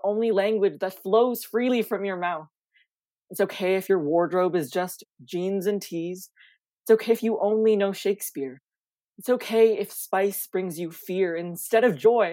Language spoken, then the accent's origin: English; Canada; as a first generation Canadian, my family immigrated here from the Philippines in 2001. When I was born in 2006. I was just very much born in a very predominantly like white communities.